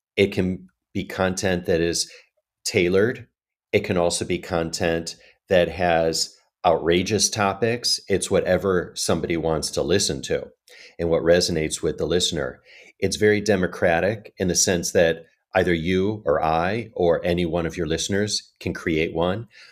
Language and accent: English; Chicago, Illinois, United States; moved away as an adult; also born or lived in Asia; now in New York, United States; I'm originally from Chicago